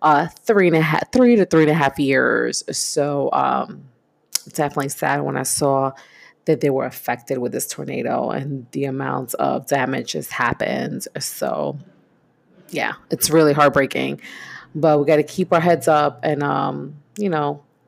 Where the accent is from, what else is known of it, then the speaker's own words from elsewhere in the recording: New York City, New York, United States; I grew up in East New York, Brooklyn, born and raised in the 80s